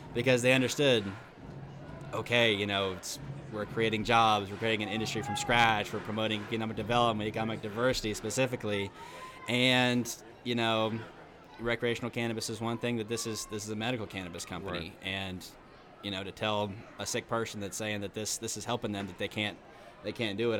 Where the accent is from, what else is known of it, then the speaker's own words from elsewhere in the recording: Princeton, West Virginia, United States; Southern West Virginia, Princeton, West Virginia